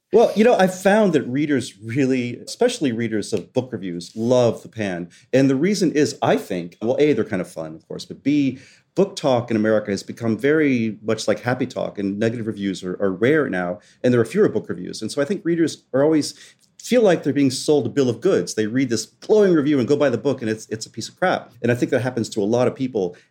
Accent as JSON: {"language": "English", "region": "West Virginia", "country": "United States", "tie": "born or raised there", "also_born_or_lived": "Southwest Florida", "moved": "yes", "said": "When I was young, growing up in West Virginia and then in Southwest Florida"}